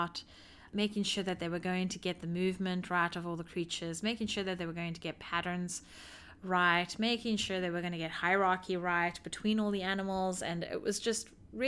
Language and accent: English; South Africa; now in United States; I grew up in South Africa.